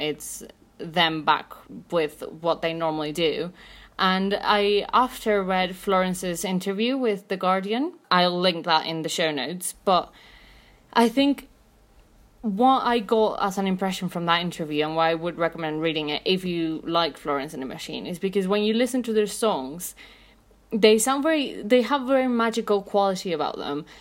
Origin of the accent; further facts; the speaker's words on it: Mexico City, Mexico; I'm from Mexico City.